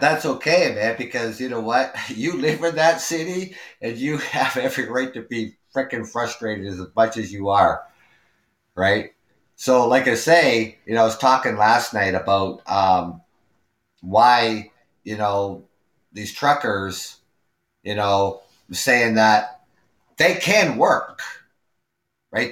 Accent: Canada; also born or lived in Ontario; I'm Canadian. I live out here in Ontario

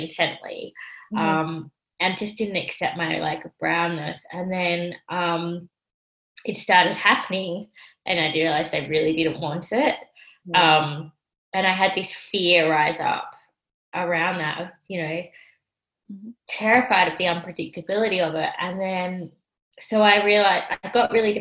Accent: Australia; also born or lived in Sri Lanka; I was adopted from Sri Lanka by an Australian couple, and they were Caucasian

